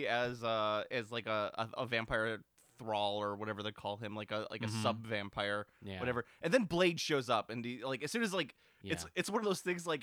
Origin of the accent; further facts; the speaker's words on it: Midwest, United States; we're from the Midwest